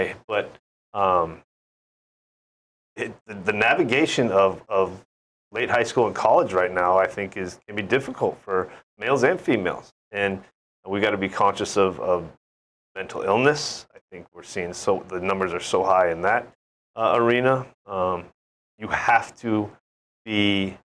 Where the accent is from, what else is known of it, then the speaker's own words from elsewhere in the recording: San Francisco Bay Area, California, United States; now in Hawaii, United States; my hometown growing up